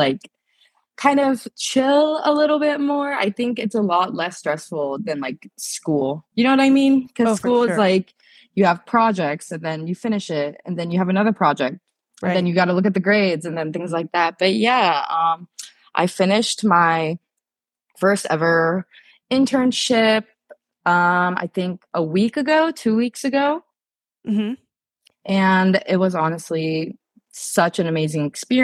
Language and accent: English; Ohio, United States; moved away as an adult; also born or lived in Japan; now in Los Angeles, United States; I grew up from like 2 years old to 18. I grew up in Ohio